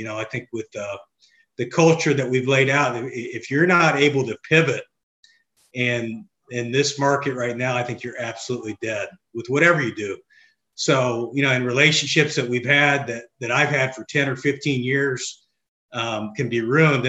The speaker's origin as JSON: {"language": "English", "town": "Bloomington", "region": "Indiana", "country": "United States", "tie": "born or raised there", "moved": "yes", "lives_now": "Elmhurst, United States", "said": "Grew up in, Bloomington, Indiana."}